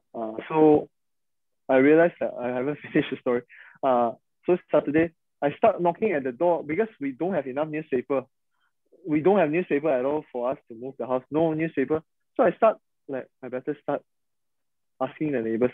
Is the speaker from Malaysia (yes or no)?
yes; Sabah, Malaysia; we are from Sabah